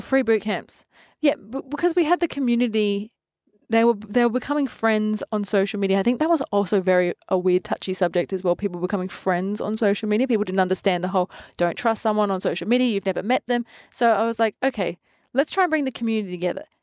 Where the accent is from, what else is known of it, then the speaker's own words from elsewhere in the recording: Adelaide, South Australia, Australia; I'm from Adelaide